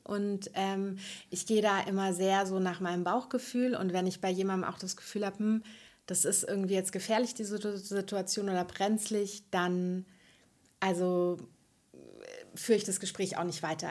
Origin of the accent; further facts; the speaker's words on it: near Frankfurt am Main, Hesse, Germany; moved away as an adult; now in Berlin, Germany; Ich komme ursprünglich, ähm, aus der Nähe von Frankfurt am Main und habe viele Jahre in Frankfurt gelebt